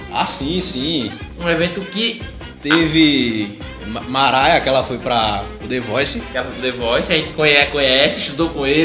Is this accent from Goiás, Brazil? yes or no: no; Cabo de Santo Agostinho, Pernambuco, Brazil; A gente é da... A gente é da região metropolitana.